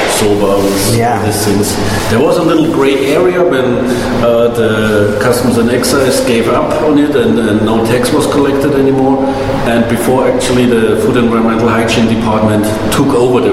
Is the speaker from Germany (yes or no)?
yes; Germany; moved away as an adult; now in Hong Kong; I'm coming from Germany. I did my apprenticeship over 20 years ago. It was common there